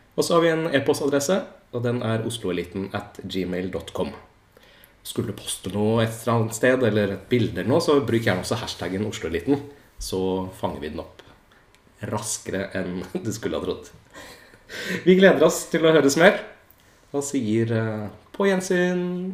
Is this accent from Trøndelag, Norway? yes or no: no; Oslo, Norway; Født og oppvokst i Tigerstaden